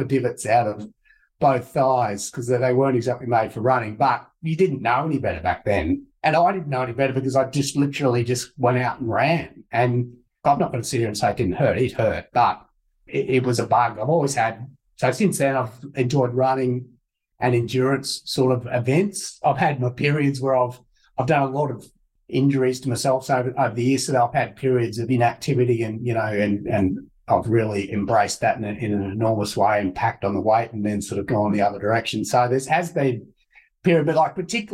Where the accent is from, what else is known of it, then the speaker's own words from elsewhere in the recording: Toowoomba, Queensland, Australia; I grew up in Toowoomba